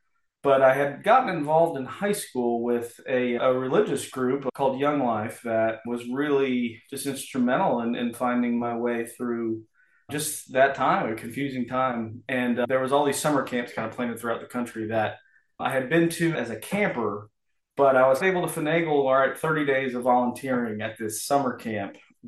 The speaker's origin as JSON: {"language": "English", "town": "Columbia", "region": "Missouri", "country": "United States", "said": "So I'm originally from Missouri, Columbia, Missouri."}